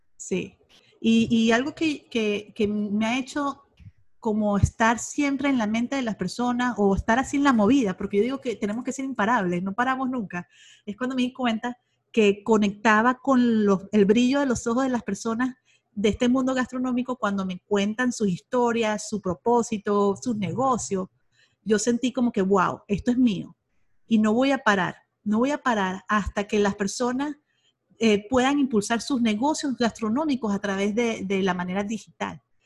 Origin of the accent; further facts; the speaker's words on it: Venezuela; moved away as an adult; now in Monterrey, Mexico; soy venezolana, tengo aquí en México, en Monterrey, Nuevo León, 13 años ya